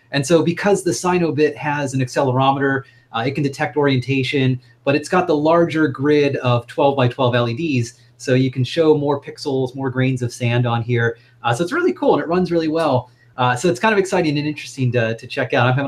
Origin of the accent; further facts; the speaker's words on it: United States; as an American uh, Westerner